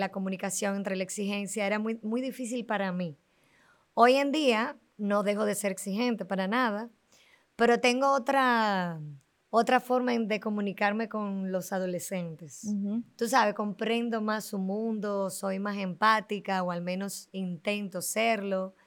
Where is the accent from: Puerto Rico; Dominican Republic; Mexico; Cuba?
Dominican Republic